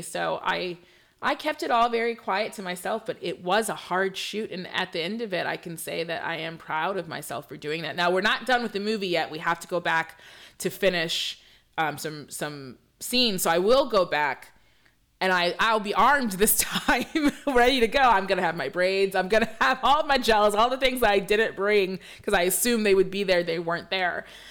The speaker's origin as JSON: {"language": "English", "region": "Michigan", "country": "United States", "also_born_or_lived": "Belize", "said": "I'm from Michigan"}